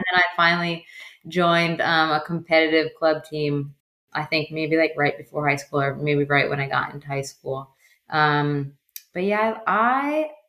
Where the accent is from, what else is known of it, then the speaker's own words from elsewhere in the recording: Metuchen, New Jersey, United States; Well, Metuchen's a tiny, tiny, tiny town. So, like, I grew up on a dead-end street.